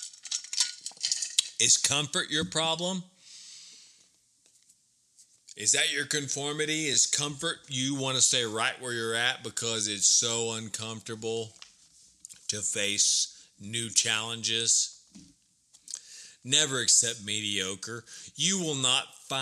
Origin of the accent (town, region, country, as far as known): Burleson, Texas, United States; born or raised there; moved away